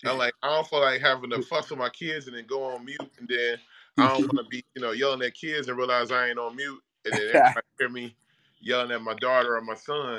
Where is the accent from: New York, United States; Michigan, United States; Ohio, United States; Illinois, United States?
Ohio, United States; Cincinnati; now in Austin, United States; my hometown, Cincinnati